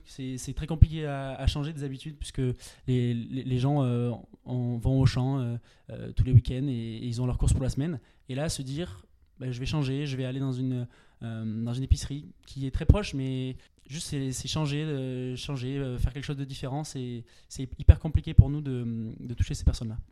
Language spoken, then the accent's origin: French; Pyrenees, France; moved away as an adult; je viens des Pyrénées